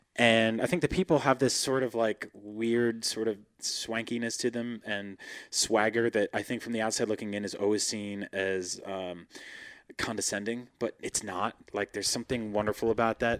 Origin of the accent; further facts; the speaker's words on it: East Coast, United States; moved away as an adult; now in California, United States; I'm a big, soft California baby now, but I grew up on the East Coast